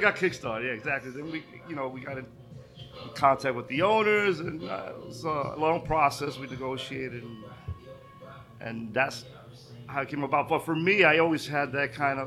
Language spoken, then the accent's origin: English; New York City, New York, United States; I grew up in Bush, right? This was like my area